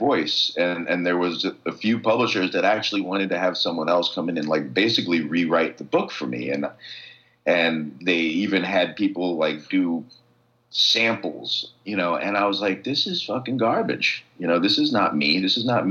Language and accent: English; New York City, New York, United States; I grew up with on the Lower East Side